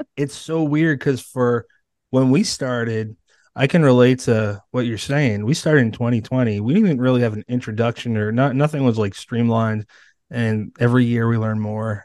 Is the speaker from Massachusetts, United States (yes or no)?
yes; Bridgewater, Massachusetts, United States; I grew up in Bridgewater, Massachusetts, and that's thirty minutes away from Plymouth